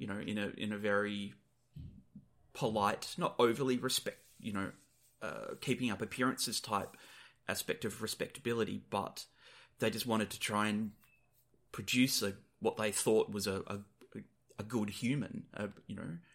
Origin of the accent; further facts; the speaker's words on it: Perth, Western Australia, Australia; we're returning to my hometown of Perth in Western Australia